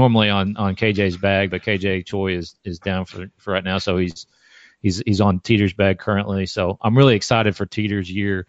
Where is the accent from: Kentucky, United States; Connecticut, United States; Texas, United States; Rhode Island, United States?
Kentucky, United States; Morehead; I'm from Moorhead, Kentucky. And Josh Teeter, is a Moorhead State University alumni, just like myself.